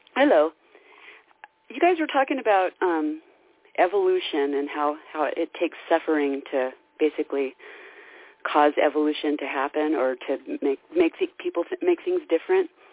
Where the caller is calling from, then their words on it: Idaho, United States; I'm calling from Idaho.